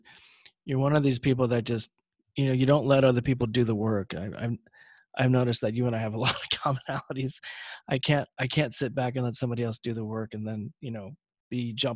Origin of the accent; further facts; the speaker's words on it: Los Angeles, California, United States; I'm from Los Angeles